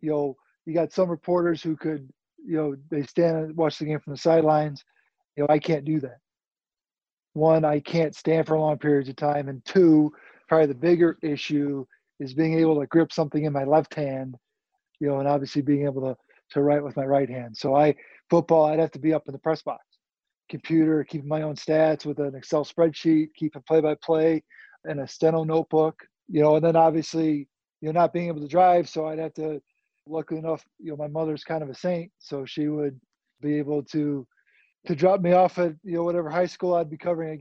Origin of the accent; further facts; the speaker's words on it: Naperville, Illinois, United States; grew up in Naperville, so unfortunately, I haven't really left town as much as I would like